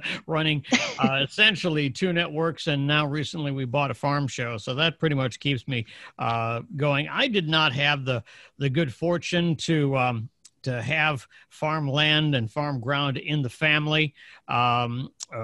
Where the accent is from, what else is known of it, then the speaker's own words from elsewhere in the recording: Northern Illinois, United States; I grew up in Illinois, in Northern Illinois